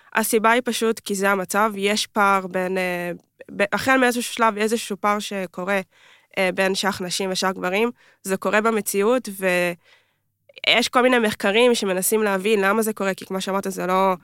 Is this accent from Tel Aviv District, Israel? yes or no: no; Kfar Saba, Central District, Israel; גדלתי במועדון בכפר סבא